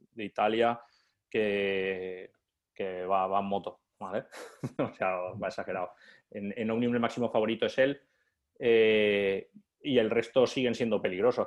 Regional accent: interior of Valencia, Valencian Community, Spain; yo soy del interior de Valencia

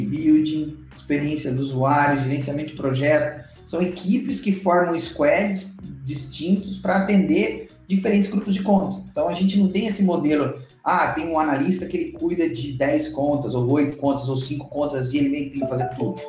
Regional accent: Mogi Guaçu, São Paulo, Brazil; moved away as an adult; also born or lived in Alicante, Spain; now in Florianópolis, Brazil; Eu sou natural do interior de São Paulo, ali perto de Campinas, uma cidadezinha chamada Mogi Guaçu

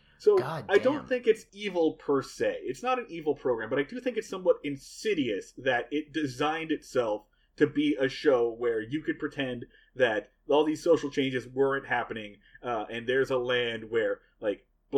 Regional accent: Portland, Oregon, United States; we are from Boston and Portland, Oregon

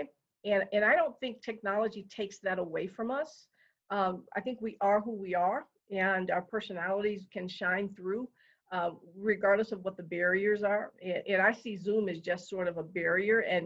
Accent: Detroit, Michigan, United States; now in Colorado, United States; I grew up in Detroit, Michigan

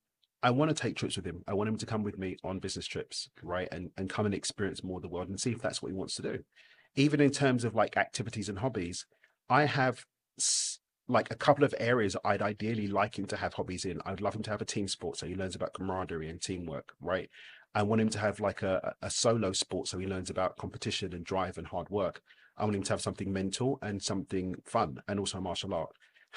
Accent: London, United Kingdom; I'm loyal to my local team, yeah, East London.

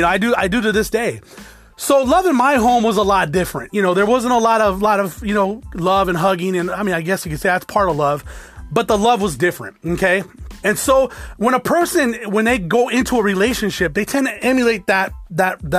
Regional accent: South Tucson, Arizona, United States; Did grow up in South Tucson, predominantly Hispanic, but you know, I grew up in the hood.

